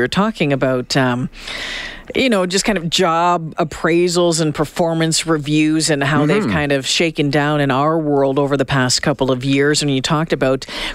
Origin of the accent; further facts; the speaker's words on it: Northern Ontario, Canada; growing up in Northern Ontario